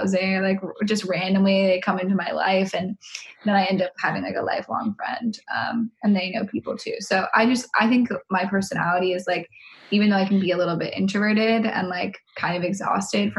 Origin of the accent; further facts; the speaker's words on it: San Francisco Bay Area, California, United States; moved away; I'm also from the Bay Area